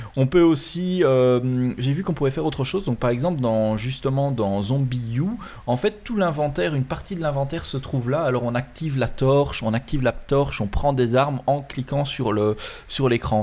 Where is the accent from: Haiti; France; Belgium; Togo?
Belgium; chez nous en Belgique